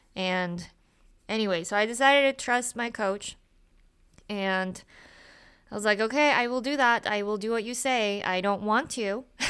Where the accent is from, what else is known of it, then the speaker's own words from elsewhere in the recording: Utah, United States; I grew up in Utah